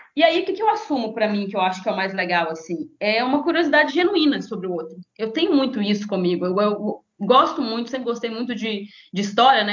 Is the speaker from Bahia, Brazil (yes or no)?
no; Conselheiro Pena, Minas Gerais, Brazil; now in Espírito Santo, Brazil; eu sou de uma cidade, uma cidade do interior de Minas, são 20 mil habitantes, chama Conselheiro Pena, é lá perto de Governador Valadares.